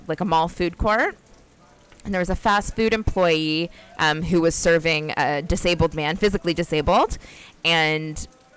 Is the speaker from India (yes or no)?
no; Canada; ingrained in our culture and being Canadian